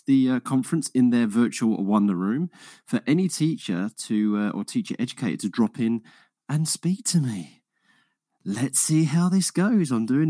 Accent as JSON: {"language": "English", "town": "Harlow", "region": "East of England", "country": "United Kingdom", "said": "I'm from Essex myself. I'm originally from Harlow, right?"}